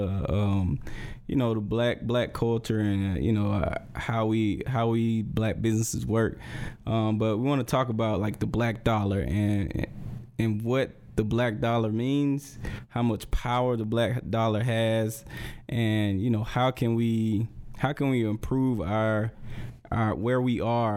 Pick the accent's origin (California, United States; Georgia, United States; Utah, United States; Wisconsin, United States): Georgia, United States; Morven